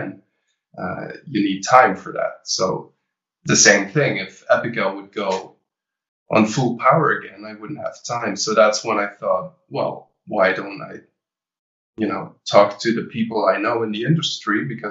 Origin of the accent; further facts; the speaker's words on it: Belgium; I started the pop rock department for two different music academies here in Belgium.